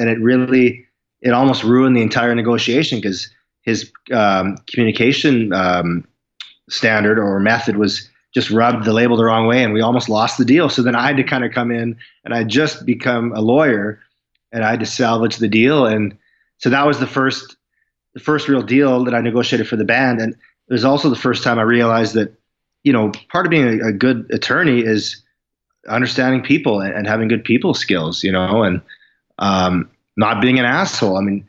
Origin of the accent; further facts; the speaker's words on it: Saskatoon, Saskatchewan, Canada; also born or lived in Vancouver; Saskatoon, where I live now.